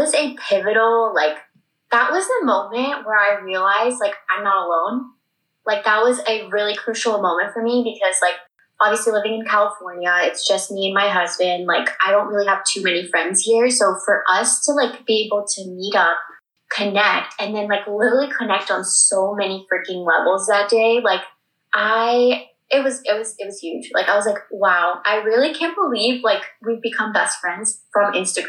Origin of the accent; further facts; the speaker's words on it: India; because like I'm an Indian woman, like he's a man.